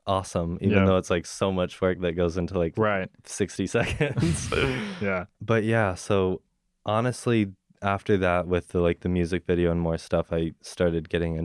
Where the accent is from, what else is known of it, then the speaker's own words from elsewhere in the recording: Dallas, Texas, United States; moved away; So, I'm from Dallas, Texas.